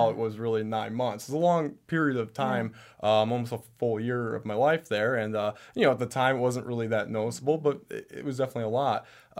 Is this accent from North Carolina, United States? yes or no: no; Traverse City, Michigan, United States; I come from Traverse City, Michigan, which is kind of a small town, but even then I went to an even smaller school.